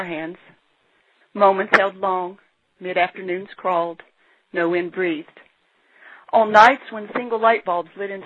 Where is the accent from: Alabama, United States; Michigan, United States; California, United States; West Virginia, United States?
West Virginia, United States; Richwood; I was born and raised in Richwood, West Virginia